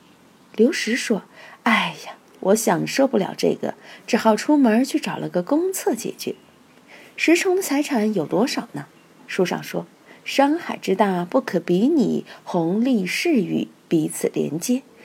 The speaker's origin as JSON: {"language": "Chinese", "town": "Chengdu", "region": "Sichuan", "country": "China", "also_born_or_lived": "Guangdong", "moved": "as an adult", "said": "我是成都人，对味道的要求就很刁"}